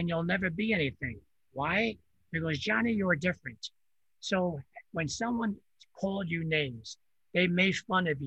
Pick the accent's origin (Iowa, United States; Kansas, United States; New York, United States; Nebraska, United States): New York, United States; New York area, United States; first language Italian; English is a second language; I grew up in New York area. I came from a different country when I was 4 years old. I only spoke Italian